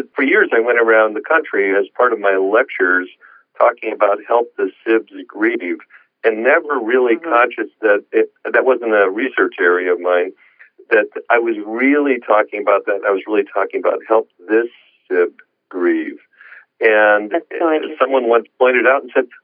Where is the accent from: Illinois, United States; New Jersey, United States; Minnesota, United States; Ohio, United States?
Illinois, United States; Joliet; moved away; I was lecturing in Illinois in my hometown. You know, hometown boy makes it good